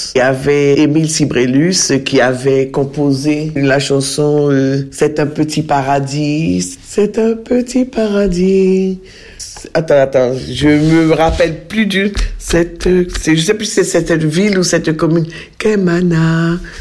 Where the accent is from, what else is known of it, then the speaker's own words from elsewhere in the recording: Mana, French Guiana; moved away as an adult; also born or lived in Cayenne, French Guiana / Paris, France; now in Pont-Sainte-Maxence, France; je suis de Mana